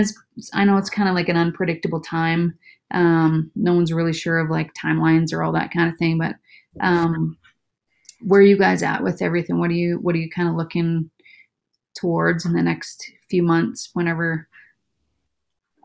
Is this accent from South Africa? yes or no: no; Slave Lake, Alberta, Canada; I'm from Slave Lake.